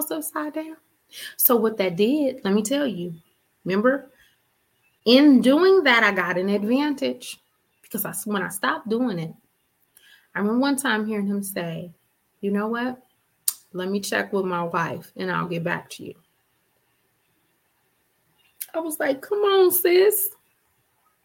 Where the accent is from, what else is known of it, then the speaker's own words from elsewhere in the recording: Richmond, Virginia, United States; I'm from Richmond